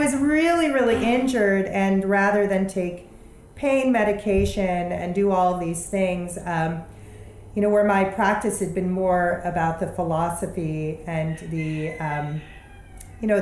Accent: Chicago, Illinois, United States; I grew up in Chicago. Our household was not an American household. We didn't eat American food. We didn't speak English.

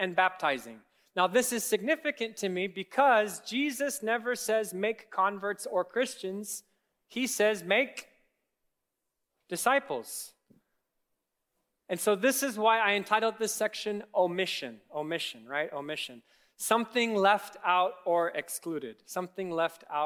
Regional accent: Kenya; now in United States; I grew up in Kenya

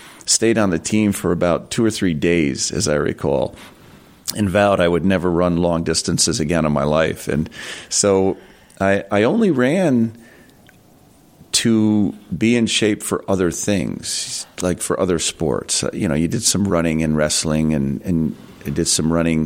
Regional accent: Voorheesville, New York, United States; I grew up in Voorheesville

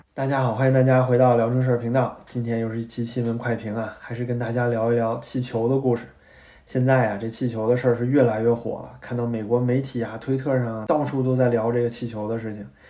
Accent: China; 作为中国人

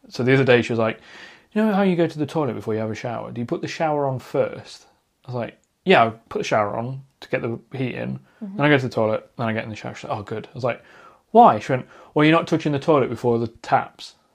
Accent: Derbyshire, East Midlands, United Kingdom; I grew up out in the Derbyshire countryside.

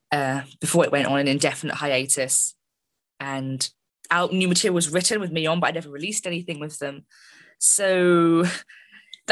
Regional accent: London, United Kingdom; my hometown, London

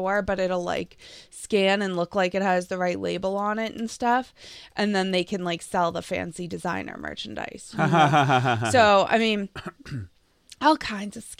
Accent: Lexington, Massachusetts, United States; I grew up in Lexington

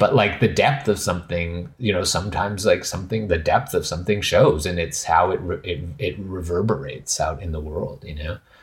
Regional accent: Western Canada, Canada; moved away; I'm originally from Canada, and it's so, my understanding of, like, pu-, like, land is, is very different, like, growing up in Canada, like, in Western Canada

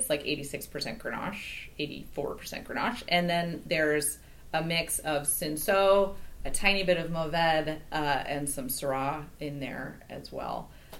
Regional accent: Napa Valley, California, United States; I was born in the Napa Valley

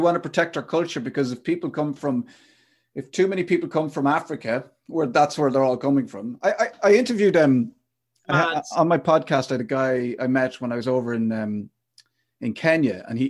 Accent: Ireland; us as Irish people, modern Irish people

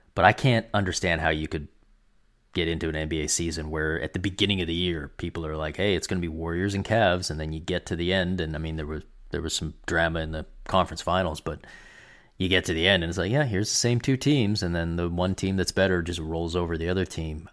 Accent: Canada; as a Canadian

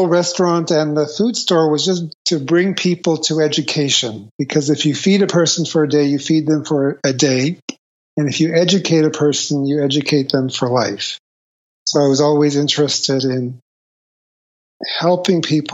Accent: Toronto, Ontario, Canada; I grew up in Toronto, Canada.

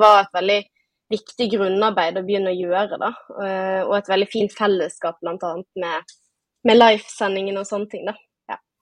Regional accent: Bergen, Vestland, Norway; accent: Bergen dialect; som man sikkert hører på dialekten, så er jeg fra Bergen

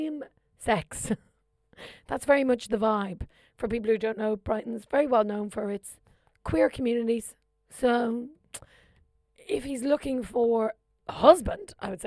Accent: Kildare, Leinster, Ireland; moved away; I'm from Kildare

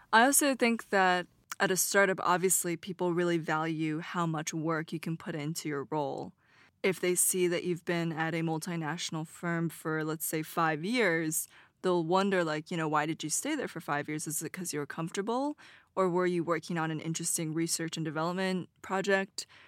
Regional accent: United States; since I'm American

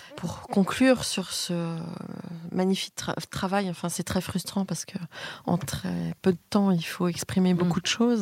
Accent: Nantes, Pays de la Loire, France; j'ai grandi à Nantes

